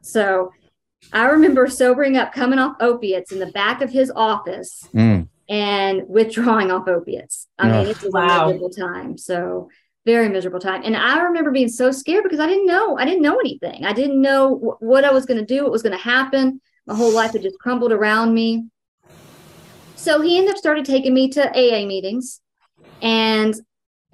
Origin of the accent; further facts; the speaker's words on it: Dallas, Texas, United States; I'm from Texas